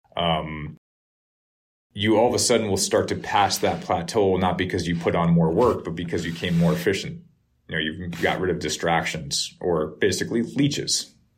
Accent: Norwalk, Connecticut, United States; Norwalk River, where I grew up in Norwalk

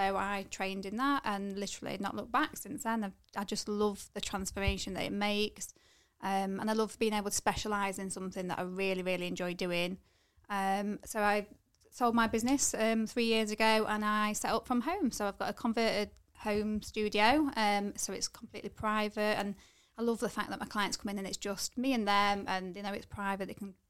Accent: Nottingham, East Midlands, United Kingdom; now in Chesterfield, United Kingdom; No, I'm from Nottingham originally, but I've lived in Chesterfield kind of most of my life now.

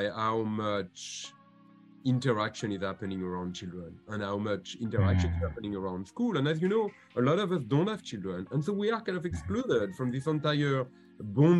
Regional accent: France; accent: French; English is a second language; moved away as an adult; also born or lived in Washington, United States; now in United States; I'm a Frenchman. You might have noticed it from my very slight accent. And I came to the United States when I was 22

